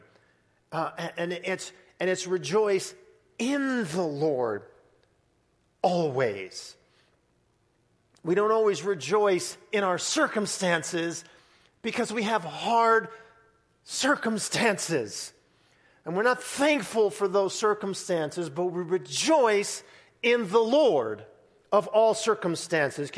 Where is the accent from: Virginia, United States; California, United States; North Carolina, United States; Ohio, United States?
California, United States; Southern; growing up in Southern California, going to Disneyland